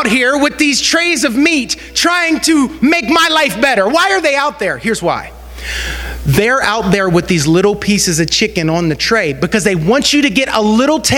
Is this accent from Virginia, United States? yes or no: no; Western Pennsylvania, United States; growing up in Western Pennsylvania